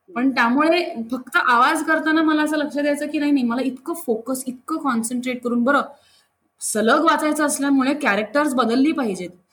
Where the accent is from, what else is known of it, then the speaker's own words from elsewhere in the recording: Mumbai, Maharashtra, India; मी जिथे राहते ना मुंबईत ती पण अशी खूप जुनी अत्यंत कल्चर्ड अशी सोसायटी आहे शास्त्री हॉल म्हणून बऱ्याचशा मुंबईत होणाऱ्या लोकांना माहिती पण आहे तर तिथे आमचं सगळं कल्चरच असं एक फॅमिली असल्यासारखंच आहे त्यामुळे कोणीही कोणाकडे जाणं दरवाजे कायम उघडे असणं खूप मज्जेत गेलं माझं बालपण